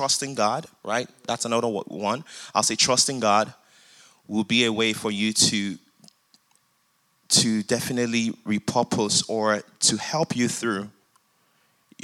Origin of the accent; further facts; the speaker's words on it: Nigeria; now in United States; I grew up in Nigeria, came down to the United States